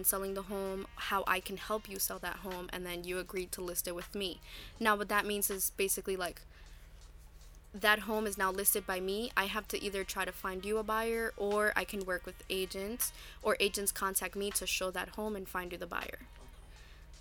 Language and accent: English; Newark, New Jersey, United States; I grew up in Newark. I know what it's like to grow up in Newark.